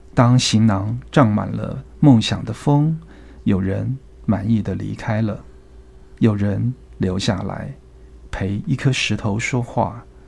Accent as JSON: {"language": "Chinese", "town": "Hualien", "region": "Hualien County", "country": "Taiwan", "tie": "born or raised there", "moved": "yes", "said": "民国五十年出生在花莲"}